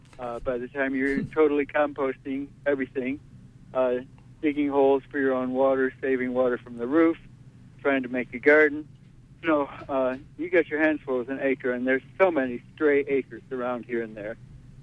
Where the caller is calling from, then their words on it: Brooklyn, New York, United States; Hi, yes, David. I'm calling from Brooklyn. And I'm really enjoying the program.